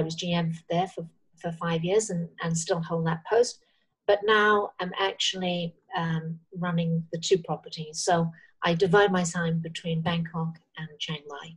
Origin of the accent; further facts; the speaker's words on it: Cross Lanes, Wales, United Kingdom; now in Thailand; I was born just on the Welsh-English border, on the Welsh side of Chester and that Cheshire Welsh border, and grew up in a very small place, which actually was not big enough to be called a village. It was called Cross Lanes.